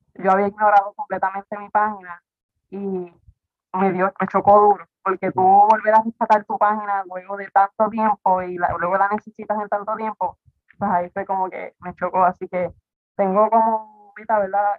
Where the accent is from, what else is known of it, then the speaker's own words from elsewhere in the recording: Quebradillas, Puerto Rico; moved away as an adult; now in Rincón, Puerto Rico; yo soy de quebradilla, pero me voy para con hace ocho años